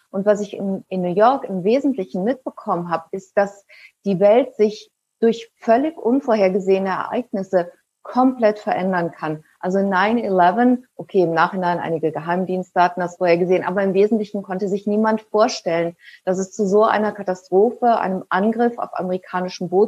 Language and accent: German; Germany; Ja, ich bin ja auch in Deutschland groß geworden, also mit einem relativen Sicherheitsdenken